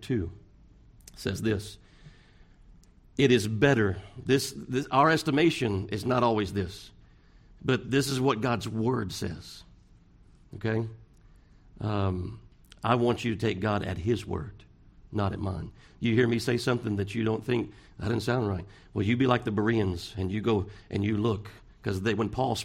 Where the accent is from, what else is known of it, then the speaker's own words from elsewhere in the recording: Pasadena, United States; I'm from Pasadena